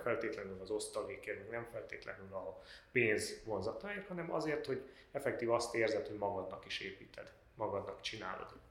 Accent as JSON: {"language": "Hungarian", "town": "Cluj-Napoca", "region": "Cluj County", "country": "Romania", "tie": "born or raised there", "said": "Én Kolozsvári vagyok, a Bátoriban végeztem, és utána pedig a Bábes Bolyain a közgáz szakon"}